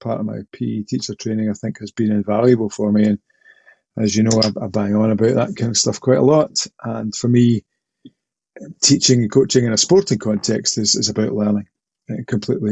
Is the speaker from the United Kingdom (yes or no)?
yes; Port Glasgow, Scotland, United Kingdom; also born or lived in Paisley; I'm originally from Port Glasgow, which is a town on the Clyde, the Port of Glasgow, as it once was. I learned to swim there